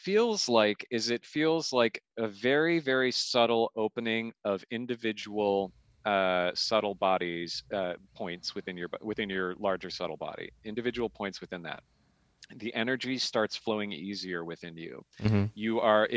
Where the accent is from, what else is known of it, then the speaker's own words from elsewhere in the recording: Midwest, United States; moved away; we're fellow Scandinavians from the Midwest.